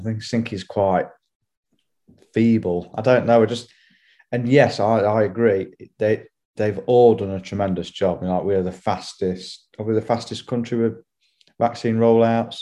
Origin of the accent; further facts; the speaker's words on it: Hollington, England, United Kingdom; I grew up in Hollington